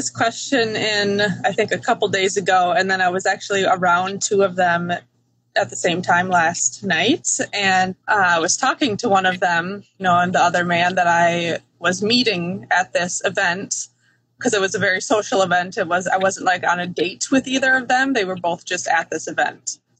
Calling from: Wisconsin, United States; I'm in Wisconsin.

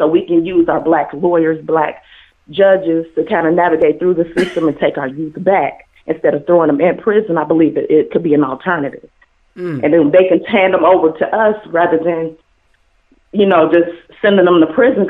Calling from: Cincinnati, Ohio, United States; I'm calling from Cincinnati, Ohio.

